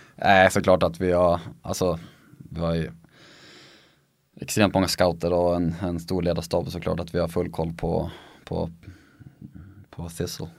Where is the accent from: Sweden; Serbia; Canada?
Sweden; moved away as an adult; also born or lived in Sundsvall / Norway; som svensk